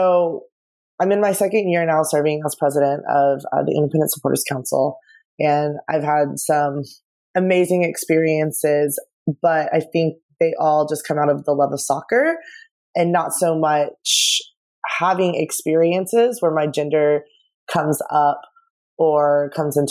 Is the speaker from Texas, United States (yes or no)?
yes; Dallas, Texas, United States; I'm from Dallas